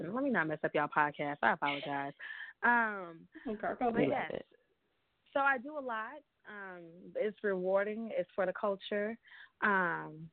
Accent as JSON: {"language": "English", "town": "San Francisco", "region": "California", "country": "United States", "tie": "born or raised there", "also_born_or_lived": "New York", "moved": "as an adult", "said": "Growing up in the Bay Area"}